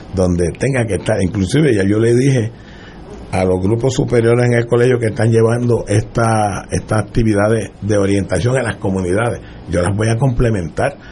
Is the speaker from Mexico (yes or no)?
no; Loíza, Puerto Rico; mi pueblo de Loíza